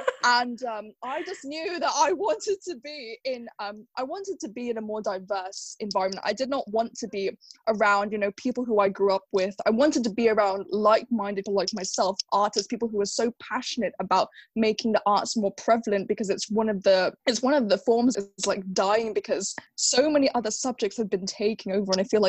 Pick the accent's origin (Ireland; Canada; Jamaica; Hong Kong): Hong Kong; moved away as an adult; also born or lived in Exeter, United Kingdom; Like Lavinia, I grew up in Hong Kong. I went to an international school.